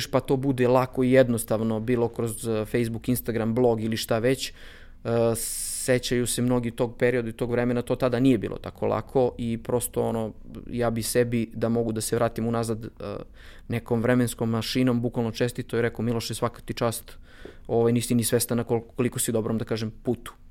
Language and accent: Croatian; Bor, Bor District, Serbia; moved away as an adult; also born or lived in Belgrade; ja sam iz Bora, rođen sam u Boru, e, studirao sam u Beogradu